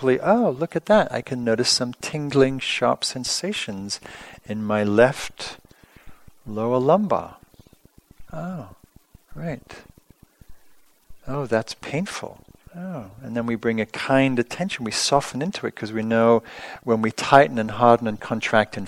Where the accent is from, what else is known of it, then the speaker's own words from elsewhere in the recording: England, United Kingdom; moved away; I grew up in England